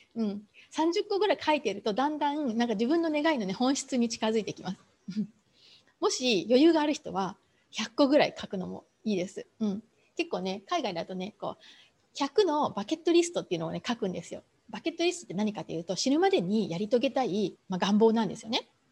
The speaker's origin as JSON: {"language": "Japanese", "region": "Kumamoto", "country": "Japan", "tie": "born or raised there", "said": "私すごい田舎の出身なんですね。あの熊本のねそれもすごいどなど田舎"}